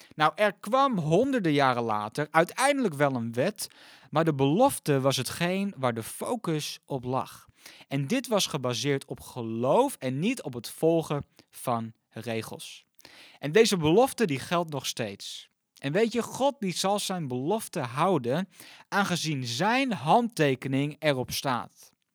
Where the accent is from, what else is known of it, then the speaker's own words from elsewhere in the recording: Netherlands; ons als Nederlanders